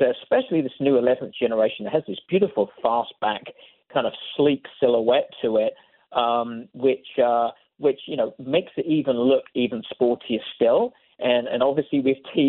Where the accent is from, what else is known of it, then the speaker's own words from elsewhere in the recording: United Kingdom; now in United States; you and I being British expats